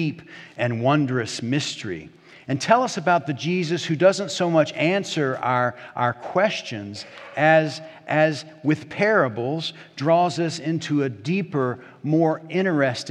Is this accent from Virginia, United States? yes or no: yes; Hampton, Virginia, United States; Community Presbyterian Church in Hampton, Virginia, my home church, my hometown